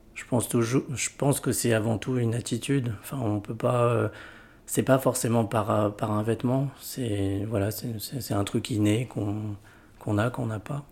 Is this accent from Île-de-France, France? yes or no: no; Lyon, Auvergne-Rhône-Alpes, France; j'ai grandi à Lyon